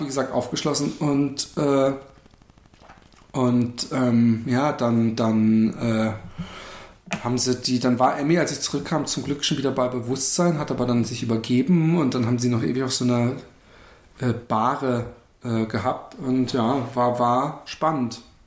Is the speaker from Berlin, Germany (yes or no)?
no; Karlsruhe, Baden-Württemberg, Germany; moved away; war ich in meiner Heimatstadt Karlsruhe